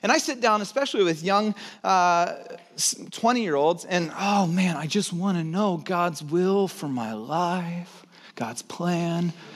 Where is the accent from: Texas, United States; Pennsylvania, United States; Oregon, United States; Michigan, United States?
Texas, United States; I was born in Texas